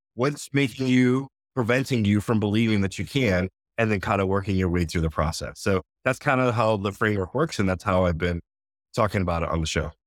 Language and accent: English; Connecticut, United States; born and raised in Connecticut